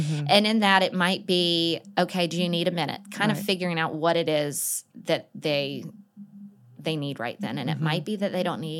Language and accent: English; Atlanta, Georgia, United States; Well, I grew up in Atlanta and knew from the get-go that I wanted to be a school counselor.